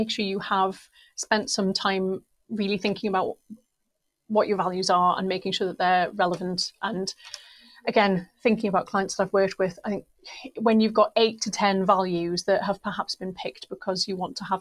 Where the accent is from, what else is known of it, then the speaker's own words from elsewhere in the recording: Newcastle upon Tyne, North East England, United Kingdom; I love my hometown. I'm really proud of where I'm from.